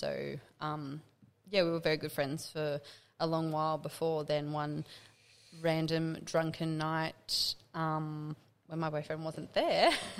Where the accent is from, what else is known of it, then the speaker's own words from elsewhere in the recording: Central Coast, New South Wales, Australia; also born or lived in Hamilton Island; now in Parkes, Australia; I'm also based at the Railway Hotel in Parks, but I'm not from Parks. I'm from the Central Coast, but have lived in Parks for 10 years now too.